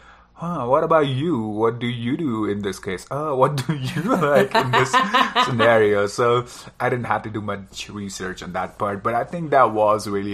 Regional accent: Dehradun, Uttarakhand, India; moved away as an adult; also born or lived in Delhi / Hsinchu, Taiwan; I went back to my hometown, Dehradun

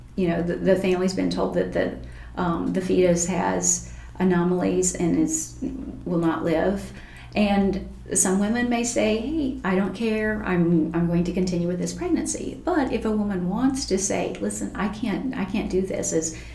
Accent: Taney County, Missouri, United States; growing up in Taney County, my father hunted

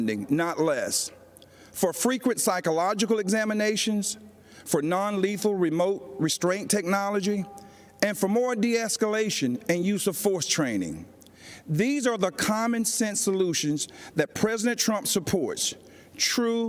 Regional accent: Laurel Hill, North Carolina, United States; now in Georgia, United States; I grew up in the South, in Laurel Hill, North Carolina, Scotland County, the Green Pond community, to be exact.

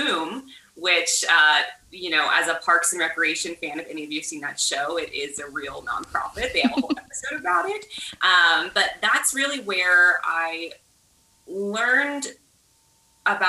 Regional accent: Dallas, Texas, United States; moved away; also born or lived in Washington, D.C.; as someone who grew up in South Dallas

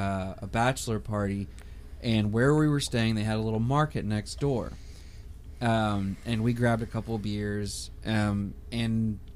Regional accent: Texas, United States; We're from Texas

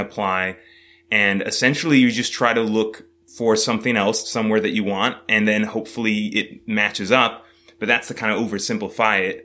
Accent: California, United States; moved away; also born or lived in New York City; originally, I was born in California

